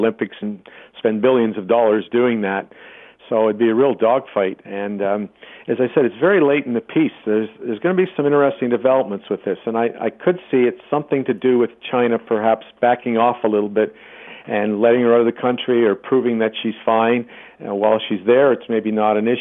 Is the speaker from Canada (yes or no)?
yes; Canada; now in Australia; I hail originally from Canada, but I've lived in Australia now